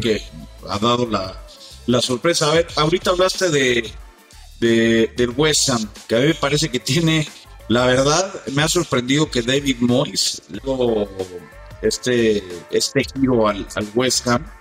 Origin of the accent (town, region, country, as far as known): Mexico